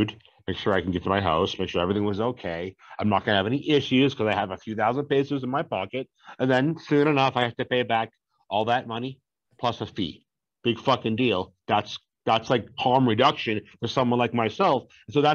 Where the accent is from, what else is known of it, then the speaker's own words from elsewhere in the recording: Boston, Massachusetts, United States; I'm from Boston